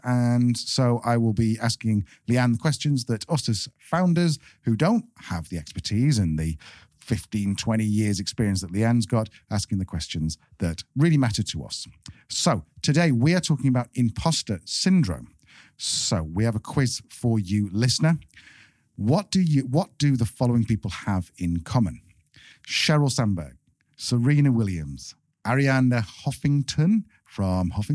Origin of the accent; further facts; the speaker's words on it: United Kingdom; being very British